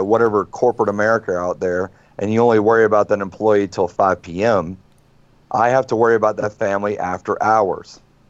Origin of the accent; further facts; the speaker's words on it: North Carolina, United States; And we're from North Carolina, right?